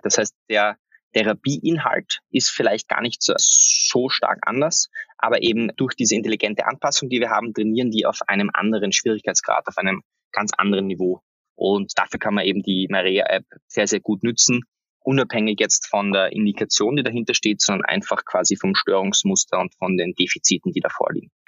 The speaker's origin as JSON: {"language": "German", "country": "Austria", "said": "für mich als, als Österreicher"}